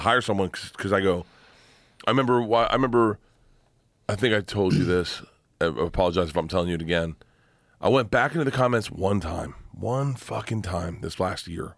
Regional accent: Florida, United States; growing up in Florida.

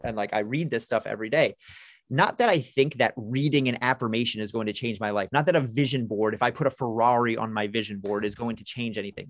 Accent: New York City, New York, United States; I'm a New Yorker, I'm from Brooklyn

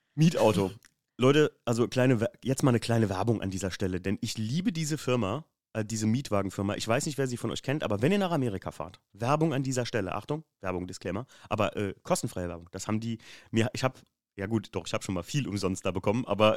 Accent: Germany; wir kommen aus Deutschland

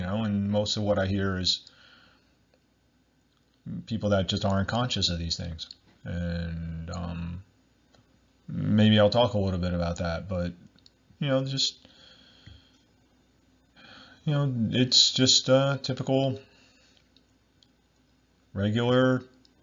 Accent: United States; I'm from America

